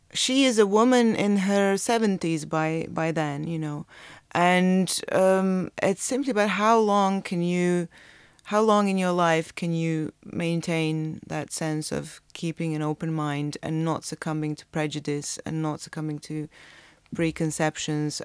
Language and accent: English; Croatia; my experience of growing up in Croatia